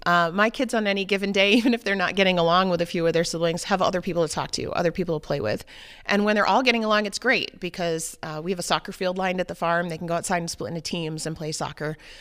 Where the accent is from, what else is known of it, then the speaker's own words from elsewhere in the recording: New Hampshire, United States; moved away; I grew up in New Hampshire, um, in the seacoast area